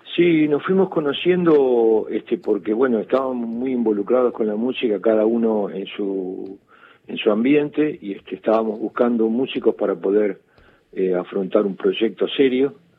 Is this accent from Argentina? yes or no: yes; Quilmes, Buenos Aires Province, Argentina; yo soy de Quilmes, yo soy nacido en Quilmes, criado en Quilmes